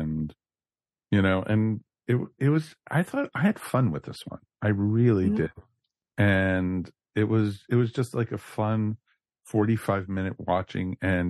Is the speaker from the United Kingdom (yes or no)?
yes; United Kingdom; So, but you know, as I said, because we're British, that is why.